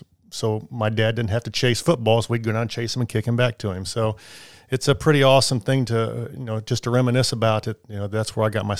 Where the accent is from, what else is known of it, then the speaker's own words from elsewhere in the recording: Illinois, United States; you know, I grew up in Illinois, and we had a soccer goal in our set.